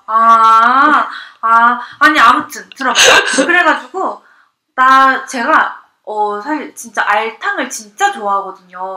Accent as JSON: {"language": "Korean", "region": "Seoul", "country": "South Korea", "tie": "born or raised there", "said": "저 서울이 고향이거든요."}